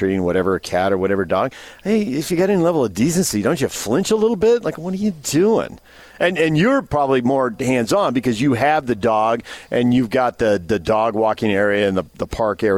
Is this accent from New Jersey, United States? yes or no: yes; New Jersey, United States; now in Salt Lake City, United States; I'm from Jersey